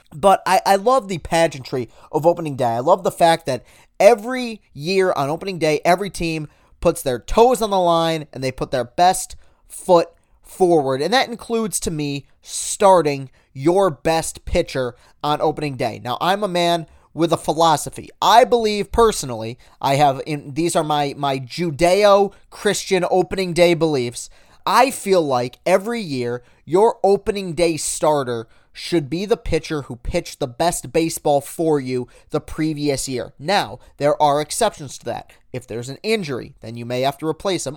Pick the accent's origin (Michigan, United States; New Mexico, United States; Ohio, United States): Michigan, United States; Lansing; I was some dude from Lansing, Michigan